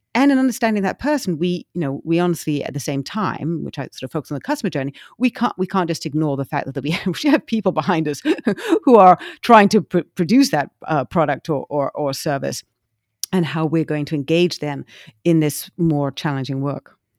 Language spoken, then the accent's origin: English; England, United Kingdom; now in United States; when I was growing up in England